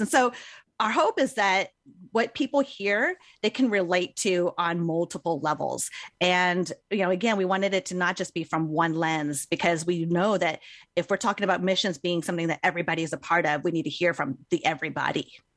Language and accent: English; United States; I grew up here in America, but I am Chinese American.